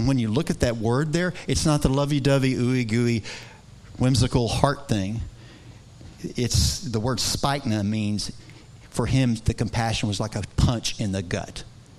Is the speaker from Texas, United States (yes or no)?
yes; Texas, United States; I don't know a whole lot about sheep. Okay, even though I'm from West Texas